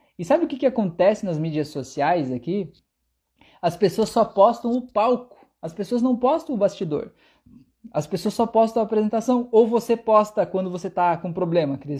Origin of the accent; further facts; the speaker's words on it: Brazil; eu sou brasileiro e falo do jeito que eu quiser